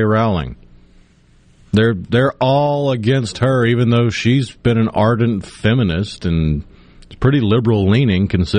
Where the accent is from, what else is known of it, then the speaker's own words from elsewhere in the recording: United Kingdom; Look, I'm a British philosophy major.